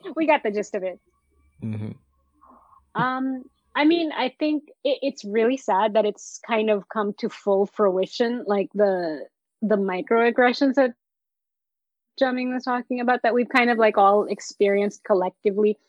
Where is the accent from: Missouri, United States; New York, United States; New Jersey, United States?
New York, United States; i'm from new york